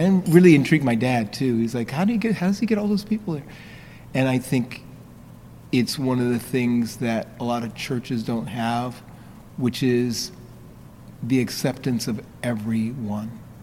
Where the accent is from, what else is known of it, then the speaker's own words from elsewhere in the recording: New York, United States; I grew up in New York, but my, my roots are in South Carolina. My parents are from South Carolina